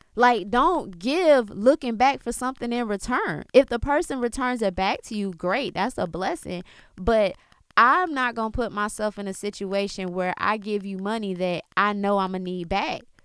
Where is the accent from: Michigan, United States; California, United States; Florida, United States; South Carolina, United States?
Florida, United States; South; I was born in Florida, born in South Florida, you know, but I have Jamaican roots because of my father and my grandmother being born there